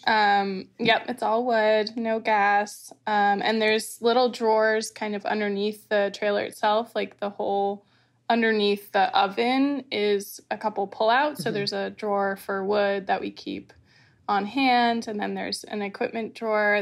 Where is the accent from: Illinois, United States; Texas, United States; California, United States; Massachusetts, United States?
Massachusetts, United States; Martha's Vineyard; I was born and raised on Martha's Vineyard